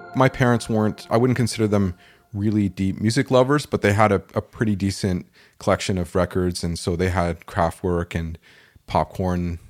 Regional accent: Toronto, Ontario, Canada; I grew up in Toronto

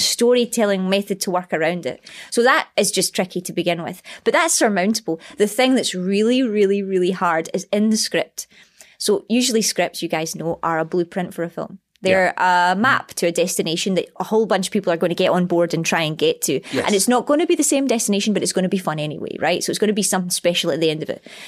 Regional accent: Scotland, United Kingdom; accent: Scottish; my accent

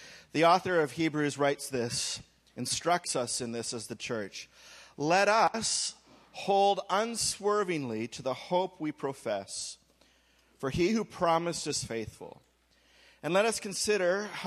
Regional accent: Canada; I'm saying this simply as a Canadian

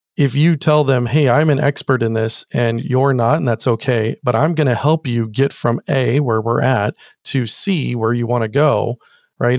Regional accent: Orange County, California, United States; also born or lived in San Diego / Kansas; I moved to Orange County, uh, which is actually where I grew up

